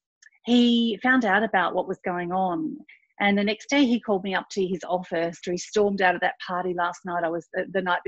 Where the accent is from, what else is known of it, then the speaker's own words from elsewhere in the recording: country Victoria, Australia; also born or lived in Thailand / Gippsland; I was born in Thailand. At the age of four, I moved to country Victoria and grew up on a farm